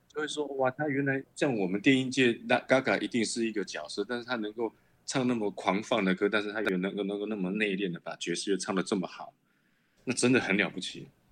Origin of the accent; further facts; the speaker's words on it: Chiayi, Taiwan; 我是嘉义人